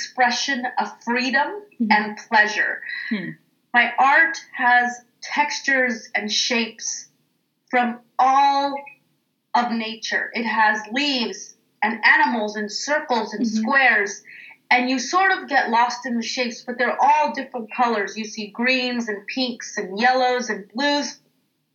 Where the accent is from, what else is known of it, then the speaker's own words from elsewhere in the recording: Oakland, California, United States; as a kid, growing up in East Oakland